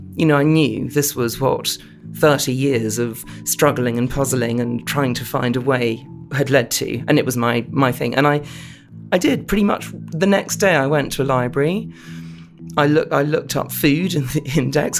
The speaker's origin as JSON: {"language": "English", "region": "London", "country": "United Kingdom", "tie": "born or raised there", "said": "I'm a Londoner, I was brought up in, in central London"}